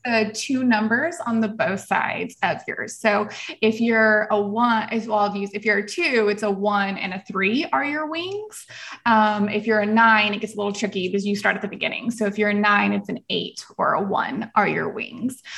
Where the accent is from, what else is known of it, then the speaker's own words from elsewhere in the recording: El Paso, Texas, United States; moved away; also born or lived in Tennessee; I was actually Little Miss El Paso when I grew up in Texas